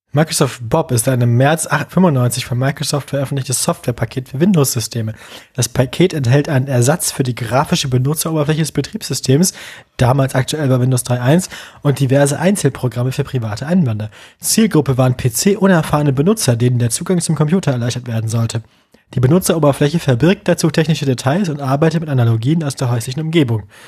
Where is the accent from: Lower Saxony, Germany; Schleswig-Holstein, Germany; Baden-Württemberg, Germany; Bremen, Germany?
Bremen, Germany; meine Heimatstadt